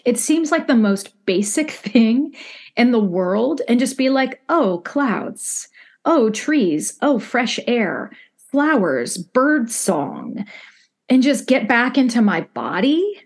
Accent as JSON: {"language": "English", "region": "Midwest", "country": "United States", "said": "as a Midwesterner"}